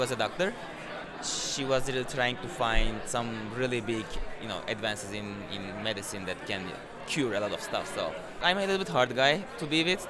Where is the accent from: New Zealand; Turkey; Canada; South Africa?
Turkey; Istanbul; English is a second language; moved away as an adult; now in New York, United States; I'm from Turkey. Yes, and I was born in Istanbul